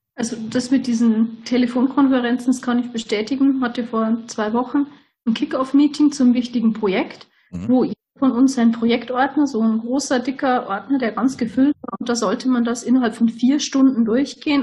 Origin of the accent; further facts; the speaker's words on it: Lower Bavaria, Germany; Ich komme aus ganz aus dem Südosten von Deutschland. Also wir sind Niederbayern